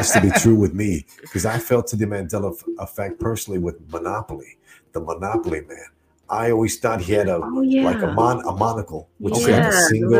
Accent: Chicago, Illinois, United States; we're from Chicago.

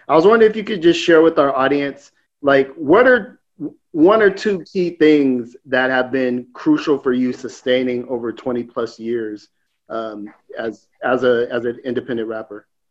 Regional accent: West Coast, United States; me and Nate are, are, are, West Coast guys

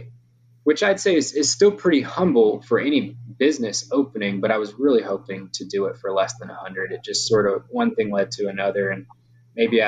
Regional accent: Louisiana, United States; it is my hometown, so I had some connections from high school

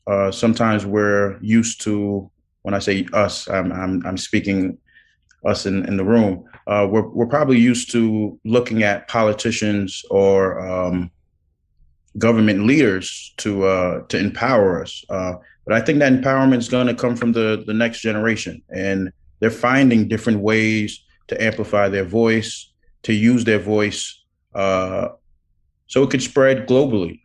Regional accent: New York City, New York, United States; I was born in Brooklyn

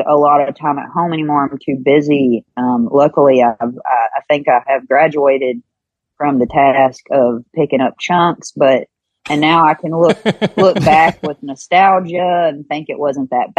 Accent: Kentucky, United States; born or raised there

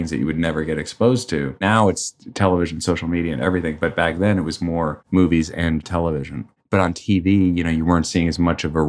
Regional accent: New York City, New York, United States; I grew up on the Upper West Side near the Natural History Museum.

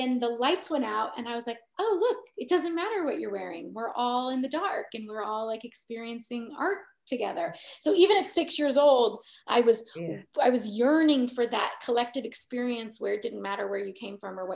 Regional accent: Southern California, United States; I grew up in Southern California, which is very

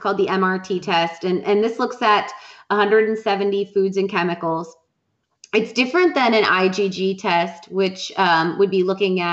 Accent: Wisconsin, United States; I'm from Wisconsin

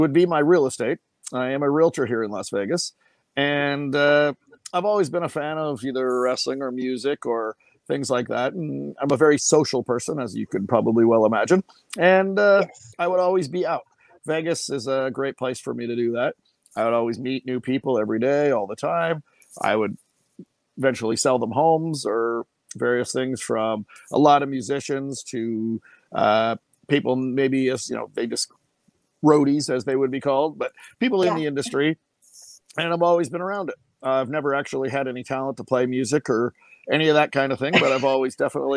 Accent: Winnipeg, Manitoba, Canada; moved away as an adult; also born or lived in Jacksonville Beach, Florida; now in Henderson, United States; I'm originally from Winnipeg, Manitoba, Canada

